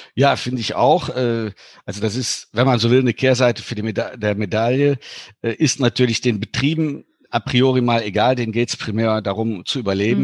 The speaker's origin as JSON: {"language": "German", "town": "Cologne", "region": "North Rhine-Westphalia", "country": "Germany", "tie": "born or raised there", "also_born_or_lived": "Luxembourg", "moved": "yes", "said": "ich bin gebürtiger Kölsche"}